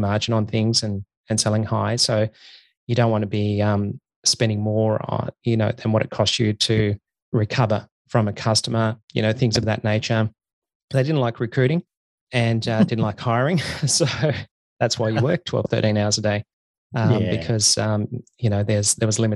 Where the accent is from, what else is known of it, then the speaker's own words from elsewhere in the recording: Tasmania, Australia; I grew up in Tasmania.